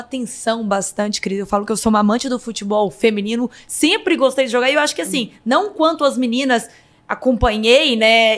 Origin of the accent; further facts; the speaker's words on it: Minas Gerais, Brazil; eu sou de Minas Gerais